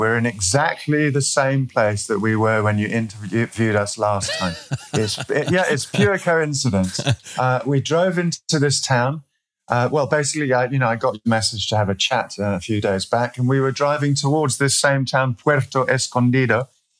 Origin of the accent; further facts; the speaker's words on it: Eswatini; I'm from Eswatini. If people don't know where that is, it was formerly Swaziland in Southern Africa, and that's been changed now.